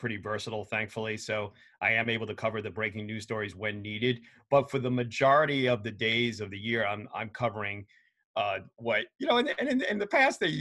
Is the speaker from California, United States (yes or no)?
no; New York City, New York, United States; I grew up in New York City in Queens